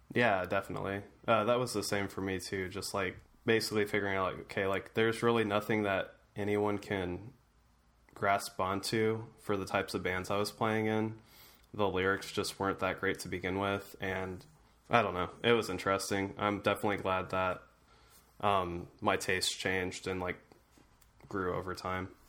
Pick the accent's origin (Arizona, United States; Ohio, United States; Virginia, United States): Ohio, United States; being from Ohio